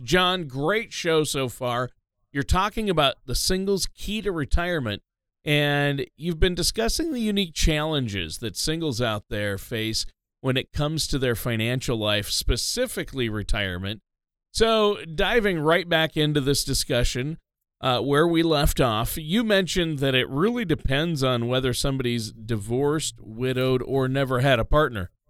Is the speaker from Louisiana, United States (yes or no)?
no; Minnesota, United States; I'm from Minnesota